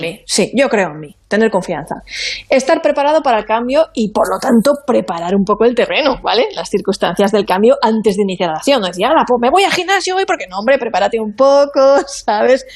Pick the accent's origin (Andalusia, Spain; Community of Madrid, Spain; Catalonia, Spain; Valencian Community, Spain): Valencian Community, Spain; Monforte del Cid; mi tierra, de Monforte